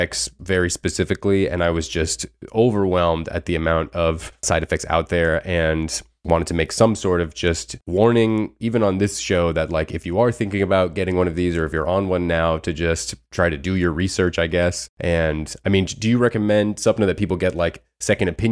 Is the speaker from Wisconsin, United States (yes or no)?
no; South Florida, United States; now in Los Angeles, United States; I haven't been home, obviously, in like over a year. I'm from South Florida